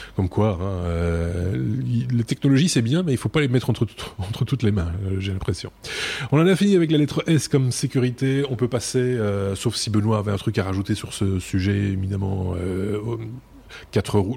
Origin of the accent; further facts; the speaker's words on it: Belgium; nous sommes belges